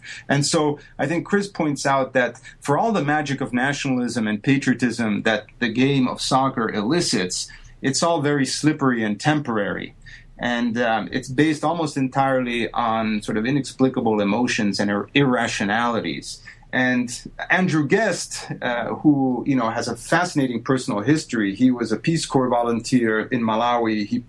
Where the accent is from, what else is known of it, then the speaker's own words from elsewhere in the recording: Italy; something that I never would have dreamed of doing growing up in Italy.